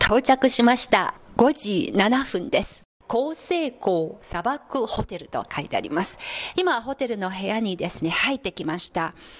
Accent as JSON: {"language": "Japanese", "region": "southern Anhui", "country": "China", "tie": "born or raised there", "second_language": "Japanese", "moved": "yes", "said": "漢族のその安徽省の南部に生まれ育った私"}